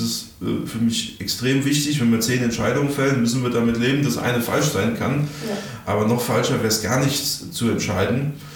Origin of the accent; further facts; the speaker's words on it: Darmstadt, Hesse, Germany; bei uns in Darmstadt